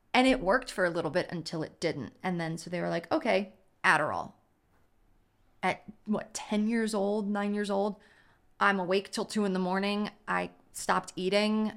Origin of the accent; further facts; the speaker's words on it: Baltimore, Maryland, United States; growing up in Baltimore, private school